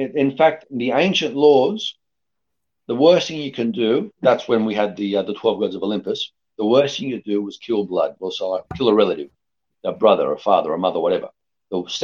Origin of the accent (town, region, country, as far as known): Australia; born or raised there; also born or lived in Greece